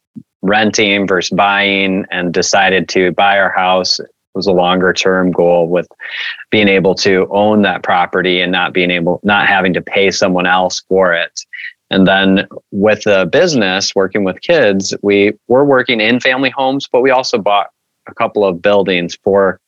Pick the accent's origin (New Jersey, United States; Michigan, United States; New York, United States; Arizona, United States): Michigan, United States; Kalamazoo; I'm from Kalamazoo, Michigan